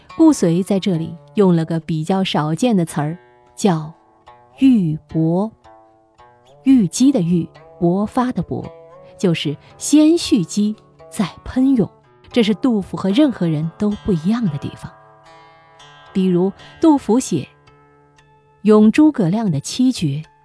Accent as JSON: {"language": "Chinese", "country": "China", "said": "我们作为中国人"}